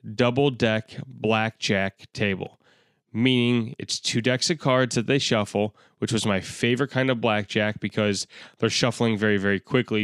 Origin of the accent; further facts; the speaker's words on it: Chicago, Illinois, United States; I am a comedian from Chicago, Illinois